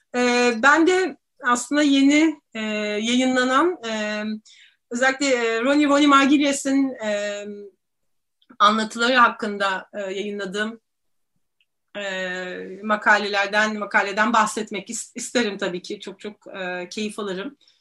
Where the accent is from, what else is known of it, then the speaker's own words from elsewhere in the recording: Istanbul, Turkey; İstanbulluyum ee, ve Boğazlıyım